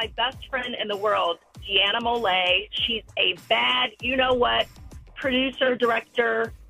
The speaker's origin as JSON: {"language": "English", "region": "Ohio", "country": "United States", "moved": "yes", "lives_now": "Texas, United States", "said": "I'm originally from Ohio"}